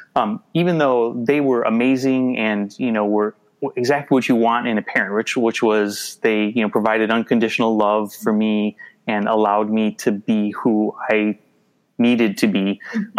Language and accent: English; suburban Twin Cities, Minnesota, United States; also born or lived in New Hope, Minnesota / Bloomington, Minnesota; I grew up in uh, the suburban Twin Cities. I grew up in uh, New Hope, uh, Minnetonka, Bloomington, and now I live in uh, Minneapolis